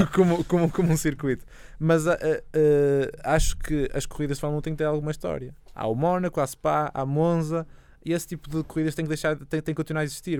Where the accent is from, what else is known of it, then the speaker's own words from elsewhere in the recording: Portugal; eu sou eu sou português